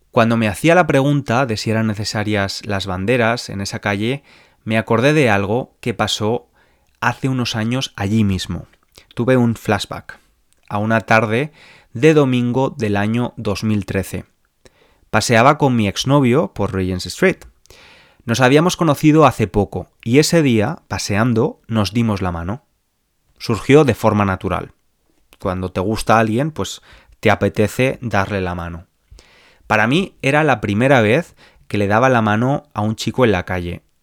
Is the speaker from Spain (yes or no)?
yes; Spain; born there; Nací en España, país de mayoría católica, y bebí del catolicismo los primeros años de mi vida.